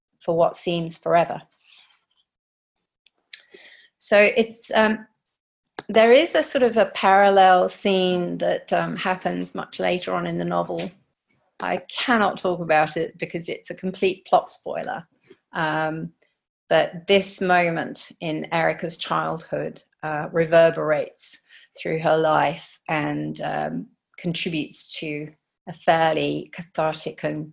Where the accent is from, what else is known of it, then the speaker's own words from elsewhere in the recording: Tokyo, Japan; moved away; also born or lived in United Kingdom / London; I was born and raised in Tokyo